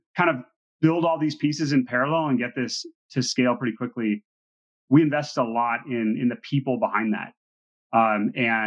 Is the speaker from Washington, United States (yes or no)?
yes; Seattle, Washington, United States; my background is, I grew up in Seattle